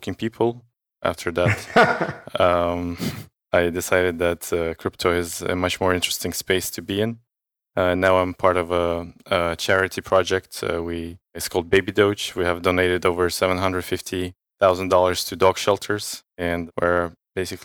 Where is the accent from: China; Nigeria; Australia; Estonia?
Estonia; moved away; I'm from Estonia